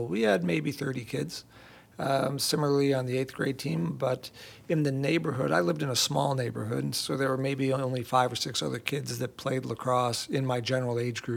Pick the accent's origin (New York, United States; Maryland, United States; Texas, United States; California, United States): New York, United States; Camillus; moved away as an adult; also born or lived in Ithaca, New York; now in Houston, United States; I grew up in Camillus, a suburb of Syracuse